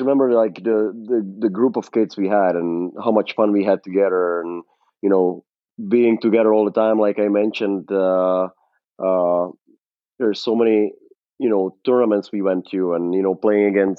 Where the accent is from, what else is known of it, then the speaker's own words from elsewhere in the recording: Czechia; moved away as an adult; now in Arizona, United States; play in my home country